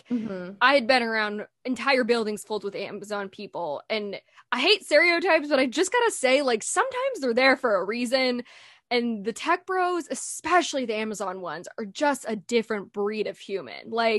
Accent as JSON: {"language": "English", "region": "California", "country": "United States", "tie": "born or raised there", "lives_now": "Seattle, United States", "said": "Like I was so spoiled growing up in California."}